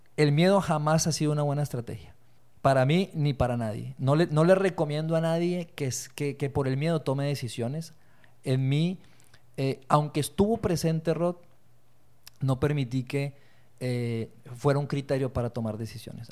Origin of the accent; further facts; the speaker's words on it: Bogotá, Colombia; also born or lived in Torreón, Coahuila, Mexico; now in Mexico; soy de Torreón, soy lagunero, eh, me crié en Colombia, Bogotá, Colombia, viví 16 años de mi vida allá y regresé en el 99